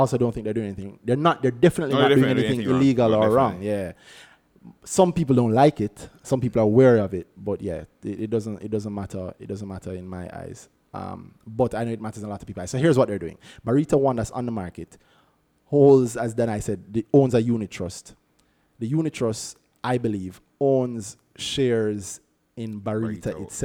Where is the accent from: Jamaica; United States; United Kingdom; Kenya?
Jamaica; I am a Jamaican, which means I love my family, my country, God up above, and KFC Jamaica